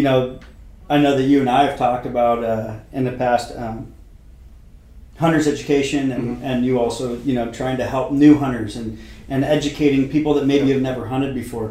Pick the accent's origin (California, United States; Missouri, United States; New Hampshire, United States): California, United States; Marin County; growing up in Marin County